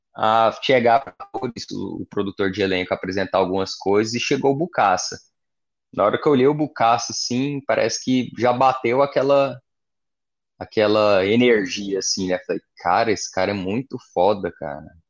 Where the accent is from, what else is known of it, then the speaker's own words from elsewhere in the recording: Goiás, Brazil; eu cresci em Goiás